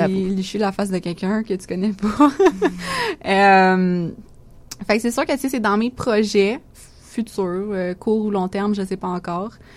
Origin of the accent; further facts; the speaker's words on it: Quebec, Canada; ici en tant que québécois